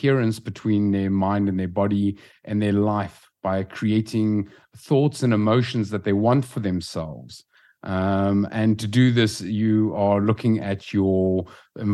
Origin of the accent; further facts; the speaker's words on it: South Africa; moved away as an adult; now in Lisbon, Portugal; We're from South Africa originally